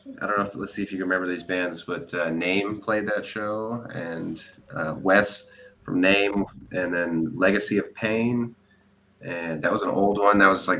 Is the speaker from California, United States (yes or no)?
yes; Danville, California, United States; also born or lived in Walnut Creek / Pleasanton; East Bay, Danville area.